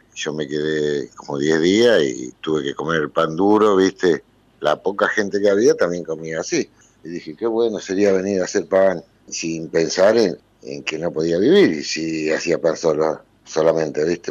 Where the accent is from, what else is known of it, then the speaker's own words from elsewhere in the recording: Mercedes, Argentina; moved away; nací en Mercedes, me crié en Mercedes